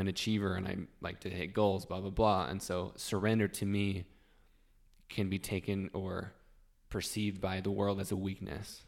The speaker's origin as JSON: {"language": "English", "region": "Utah", "country": "United States", "tie": "born or raised there", "said": "I've been born and raised in Utah, lived here my whole life"}